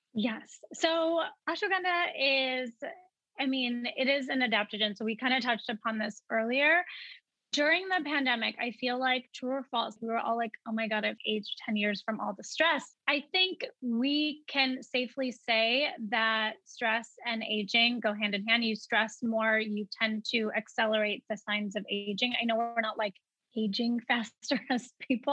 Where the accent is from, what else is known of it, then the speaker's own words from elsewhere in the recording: Wisconsin, United States; growing up in Wisconsin, you know, I was always proud to be South Asian.